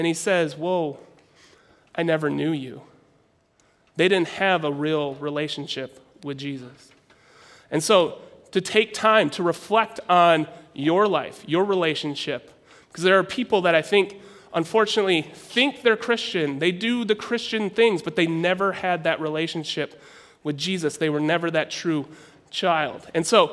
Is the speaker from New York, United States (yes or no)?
no; Minnesota, United States; I'm from Minnesota